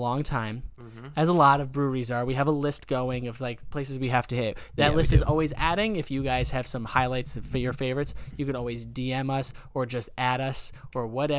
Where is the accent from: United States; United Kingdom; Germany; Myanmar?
United States; Trumbull, Connecticut; we grew up in Trumbull.